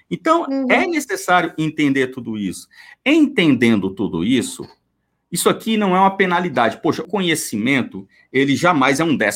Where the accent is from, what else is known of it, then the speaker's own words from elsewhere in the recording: Minas Gerais, Brazil; não, é porque, é porque eu sou mineira, né?